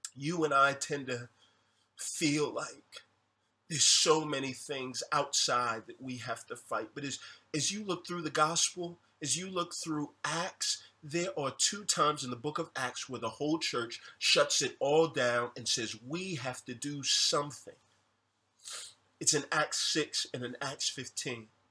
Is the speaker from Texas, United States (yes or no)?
yes; Houston, Texas, United States; I'm from Houston.